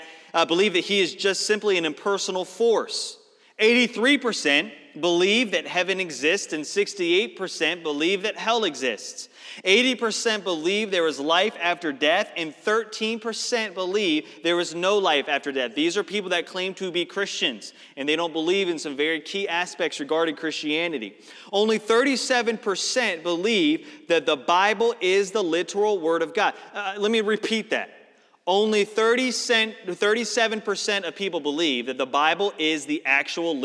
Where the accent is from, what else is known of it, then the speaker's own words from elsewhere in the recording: Northeast, United States; moved away; I'm from the Northeast